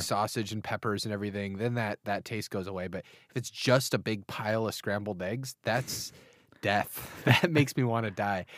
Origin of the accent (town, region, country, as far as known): United States